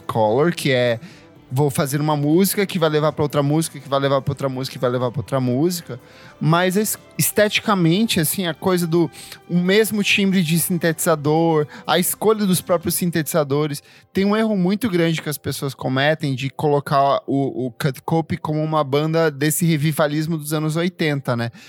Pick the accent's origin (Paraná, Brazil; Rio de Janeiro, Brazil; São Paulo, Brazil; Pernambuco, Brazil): Paraná, Brazil; interior of; eu sou do interior do, do, do Paraná